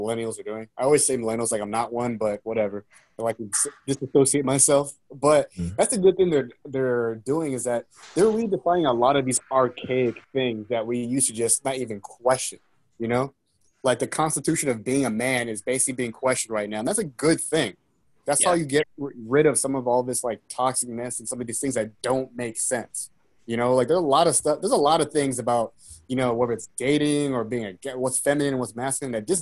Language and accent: English; Seattle, Washington, United States; I was born in Seattle